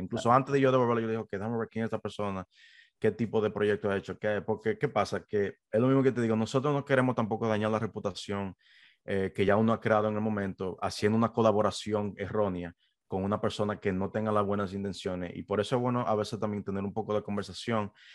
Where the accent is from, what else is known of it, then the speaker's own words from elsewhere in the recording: Dominican Republic; moved away as an adult; also born or lived in New York, United States; now in United States; originalmente yo soy de la República Dominicana